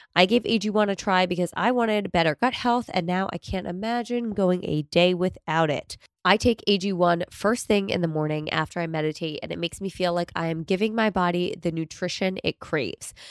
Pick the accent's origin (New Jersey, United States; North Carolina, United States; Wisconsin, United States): New Jersey, United States; moved away as an adult; now in New York, United States; I'm originally from New Jersey, as is my husband. We're both from Central Jersey